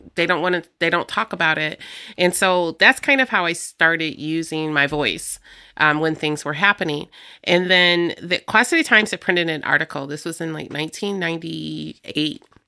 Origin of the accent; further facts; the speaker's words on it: Rock Island, Illinois, United States; also born or lived in Davenport, Iowa; I grew up here in Rock Island. I am, um, a Riverview kid